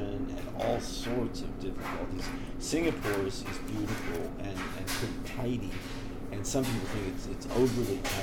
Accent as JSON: {"language": "English", "town": "Berkeley", "region": "California", "country": "United States", "tie": "born or raised there", "also_born_or_lived": "Oakland, California", "said": "growing up in Berkeley and Oakland"}